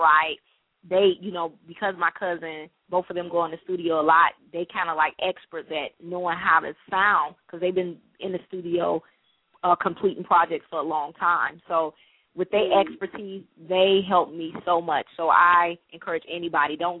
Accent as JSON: {"language": "English", "town": "Detroit", "region": "Michigan", "country": "United States", "moved": "yes", "lives_now": "Charleston, United States", "said": "I'm from Detroit, Michigan"}